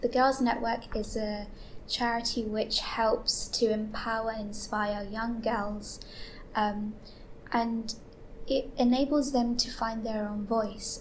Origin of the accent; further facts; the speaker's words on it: London, United Kingdom; I'm 18 from East London